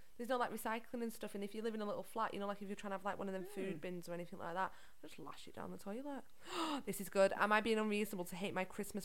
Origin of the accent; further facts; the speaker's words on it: Liverpool, North West England, United Kingdom; now in Preston, United Kingdom; well, I come from Liverpool, but obviously with this accent.